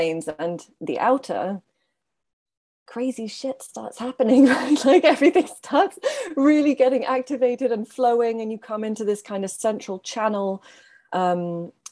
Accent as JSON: {"language": "English", "town": "Brussels", "region": "Brussels-Capital Region", "country": "Belgium", "also_born_or_lived": "Ireland", "moved": "yes", "lives_now": "Devon, United Kingdom", "said": "I'm originally from Brussels"}